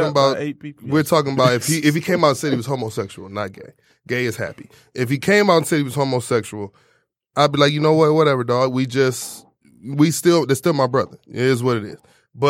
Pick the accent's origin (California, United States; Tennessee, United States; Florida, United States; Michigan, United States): Michigan, United States; Southfield; And the thing is because I'm from, you know, I'm from Southfield.